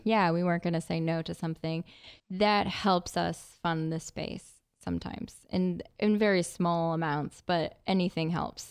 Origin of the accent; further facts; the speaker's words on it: northwest New Jersey, United States; also born or lived in Ohio; moved back home with my mom in New Jersey